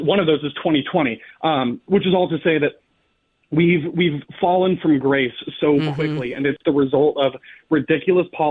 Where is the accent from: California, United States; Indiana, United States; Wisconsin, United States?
California, United States; San Diego; I was born and raised in San Diego, California. I've spent my entire life here